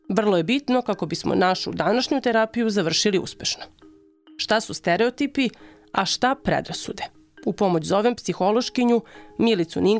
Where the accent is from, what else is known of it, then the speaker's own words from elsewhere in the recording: Zrenjanin, Vojvodina, Serbia; iz Renjanina sam u Srbiji.